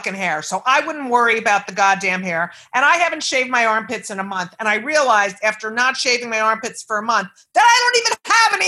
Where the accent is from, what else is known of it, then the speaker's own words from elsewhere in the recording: Clark, New Jersey, United States; I was in Clark, and ours was Jewish and Italian Catholic